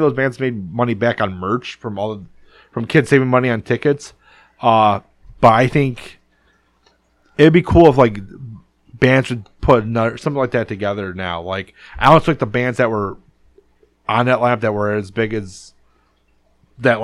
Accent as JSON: {"language": "English", "town": "Detroit", "region": "Michigan", "country": "United States", "tie": "born or raised there", "also_born_or_lived": "Downriver, Michigan", "said": "I live in the suburbs now. I live in Downriver, but I grew up in Southwest Detroit"}